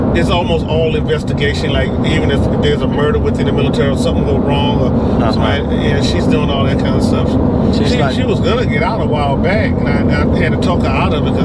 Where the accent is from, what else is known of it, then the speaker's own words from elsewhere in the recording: Pennsylvania, United States; we're from Pennsylvania.